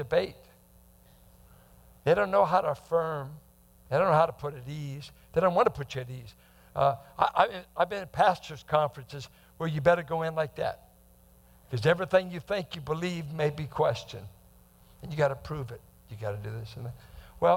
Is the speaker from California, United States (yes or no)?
yes; Bay Area, California, United States; growing up in the Bay Area, growing up with a psyche that guys are going to mess with you